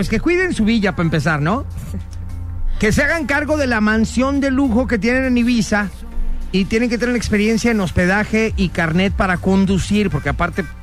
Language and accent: Spanish; Guadalajara, Jalisco, Mexico; es un platillo típico de mi ciudad. Yo vengo de Guadalajara